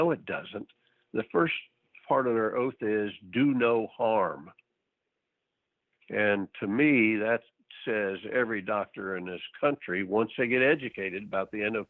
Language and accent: English; Texas, United States; being a Texan